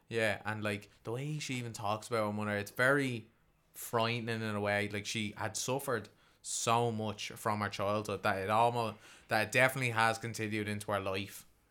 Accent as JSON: {"language": "English", "country": "Ireland", "said": "as an Irish man"}